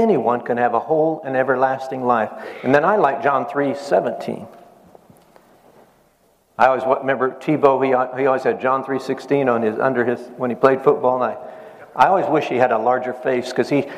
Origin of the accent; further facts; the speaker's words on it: Nebraska, United States; I grew up in Nebraska. I grew up in a farm